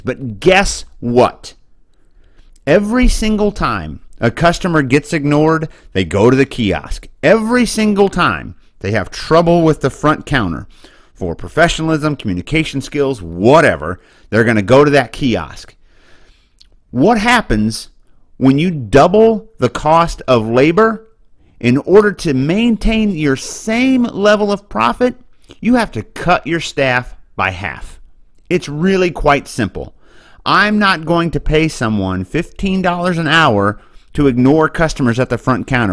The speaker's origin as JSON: {"language": "English", "town": "Boonville", "region": "Missouri", "country": "United States", "tie": "born or raised there", "moved": "yes", "said": "I come from a little town called Booneville, Missouri, and I have property there, and I hope to retire there"}